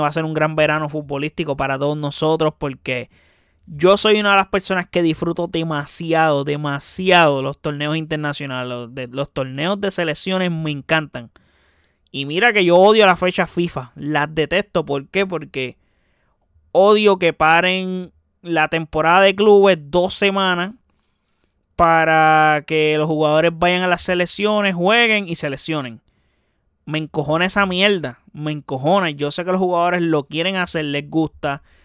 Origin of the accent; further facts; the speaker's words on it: Puerto Rico; como puertorriqueño